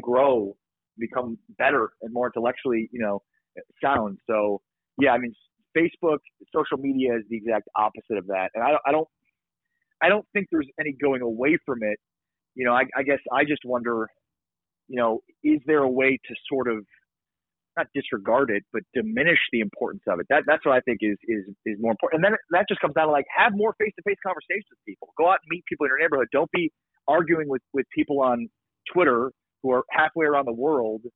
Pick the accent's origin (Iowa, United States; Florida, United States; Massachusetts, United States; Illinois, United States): Illinois, United States; Chicago; now in Dallas, United States; I didn't grow up in Dallas. I grew up in Chicago